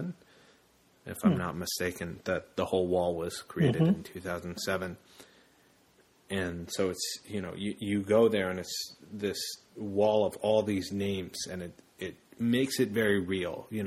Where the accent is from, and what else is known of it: United States; also born or lived in Zacamil, El Salvador